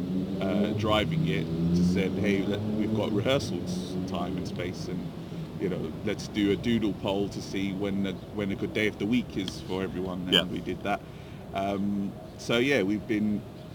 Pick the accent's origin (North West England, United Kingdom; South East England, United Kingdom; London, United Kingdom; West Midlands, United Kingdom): London, United Kingdom; I'm from Inner East London